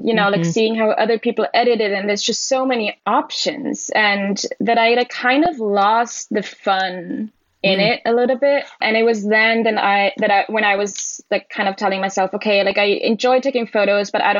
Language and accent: English; village near Salzburg, Austria; first language German; English is a second language; moved away as an adult; also born or lived in Brooklyn, New York; now in New York City, United States; I'm originally from Austria, grew up in a tiny little town, village in the Alps, close to Salzburg.